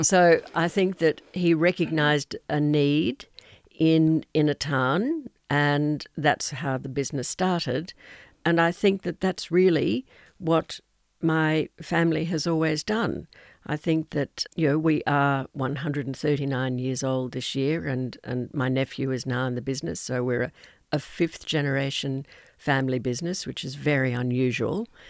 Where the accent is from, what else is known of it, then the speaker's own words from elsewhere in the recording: Toowoomba, Queensland, Australia; also born or lived in Los Angeles, United States; Here I was from Toowoomba, which was a small town, and I, as a seventeen-year-old, went to live in Los Angeles